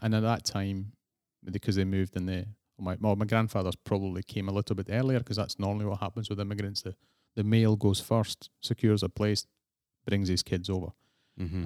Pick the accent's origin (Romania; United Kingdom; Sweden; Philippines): United Kingdom; near Glasgow, Scotland; accent: Scottish; moved away as an adult; now in Prague, Czech Republic; I'm Scottish. Yeah, I was born in Scotland. Yeah, close to Glasgow